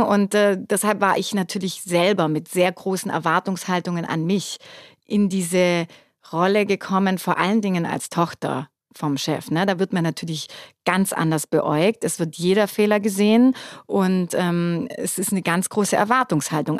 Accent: Germany; bei uns in Deutschland

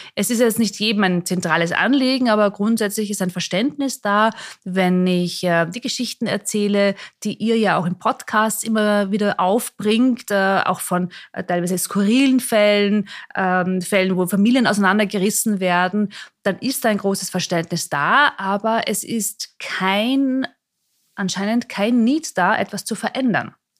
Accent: Mondsee, Upper Austria, Austria; moved away as an adult; also born or lived in Salzburg / Vienna; ich bin aufgewachsen in Mondsee, an dem kleinen Ort, auch hier in der Nähe von Salzburg, bin auch in Salzburg in die Schule gegangen

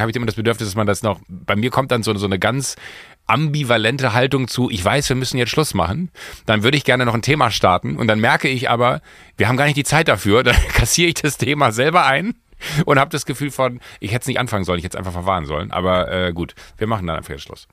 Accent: Waldniel, North Rhine-Westphalia, Germany; moved away; Wenn du in Waldnil, da wo ich groß geworden bin

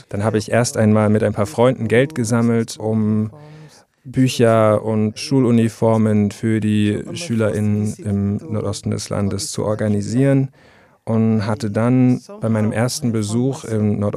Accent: Calabar, Cross River, Nigeria; habe im Radio und Fernsehen gearbeitet in Calabar, meiner Heimatstadt im Süden Nigerias.

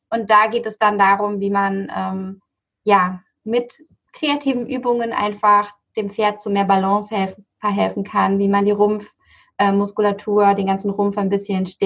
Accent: Buchholz in der Nordheide, Lower Saxony, Germany; Ja, ich komme aus Buchholz in der Nordheide. Das ist ähm, das südliche, also südlicher Raum von Hamburg. Ähm, was ist das? Nordöstliches Niedersachsen.

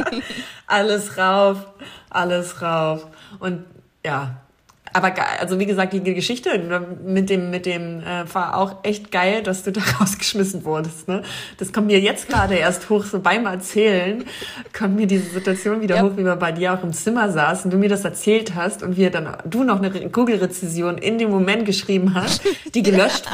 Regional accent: Wolfsburg, Lower Saxony, Germany; moved away; Da rufe ich doch noch meine Heimat an.

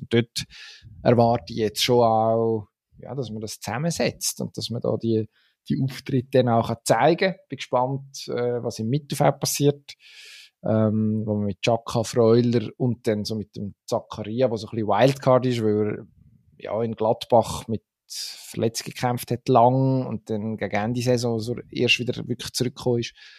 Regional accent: Switzerland; als Schweizer

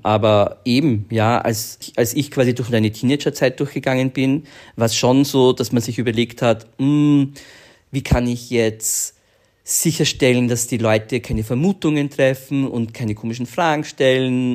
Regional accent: Vienna, Austria; wir sind ja aus Wien und in Wien muss man einfach mit 15, 16 in die Tanzschule gehen.

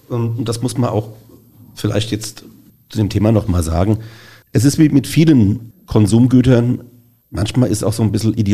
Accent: Mainz, Rhineland-Palatinate, Germany; Also als Mainzer müssen wir natürlich vorrangig erstmal.

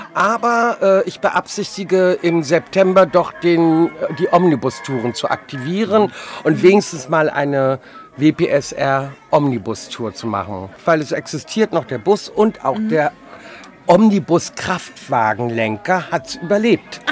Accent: Mecklenburg-Vorpommern, Germany; Wir kommen aus Mecklenburg

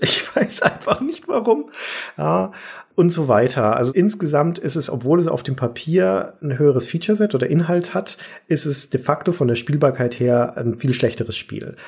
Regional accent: Nuremberg, Bavaria, Germany; meine Heimatstadt

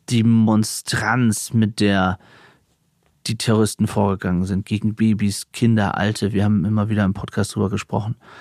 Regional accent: Aurich, Lower Saxony, Germany; in meiner Heimatstadt Aurich

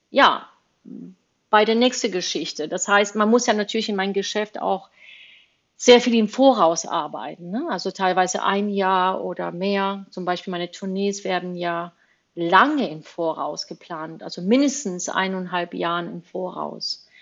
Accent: Spain; born there; deswegen bin ich auch in Spanien geboren, weil mein Vater irgendwann mal nach Spanien gezogen ist.

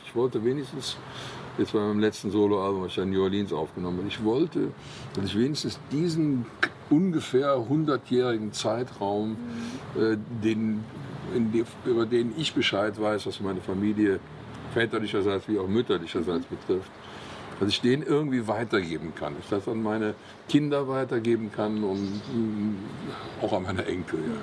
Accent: Cologne, North Rhine-Westphalia, Germany; am Silverins Klösterchen, wo ich geboren bin oder da, wo ich aufgewachsen

